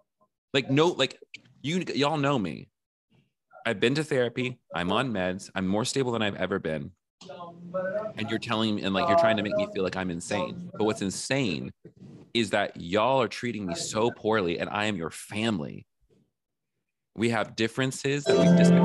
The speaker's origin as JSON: {"language": "English", "region": "the South", "country": "United States", "tie": "born or raised there", "said": "I grew up in the South"}